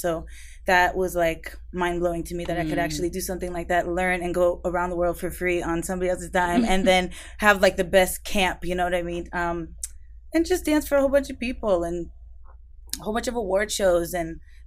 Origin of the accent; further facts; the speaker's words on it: Miami, Florida, United States; moved away as an adult; also born or lived in Los Angeles; now in Atlanta, United States; I was born and raised in Miami, went to LA, and now I'm in Atlanta